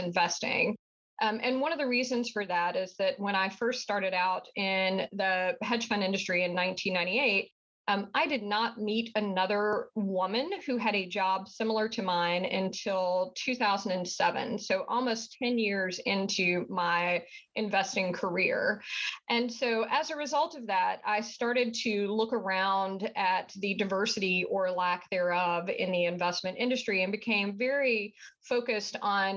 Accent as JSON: {"language": "English", "region": "southern United States", "country": "United States", "accent": "southern", "said": "I think your listeners will be able to tell pretty quickly from my accent that I am from the southern part of the United States"}